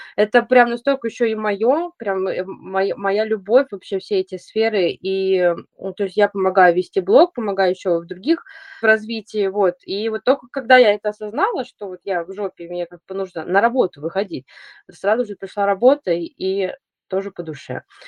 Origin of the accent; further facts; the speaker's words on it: Saint Petersburg, Russia; Я, э, из Санкт-Петербурга, и я уже десять лет хожу по городу